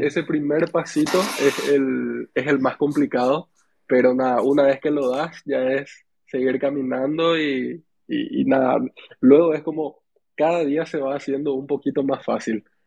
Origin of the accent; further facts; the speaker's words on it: Paraguay; yo soy de Paraguay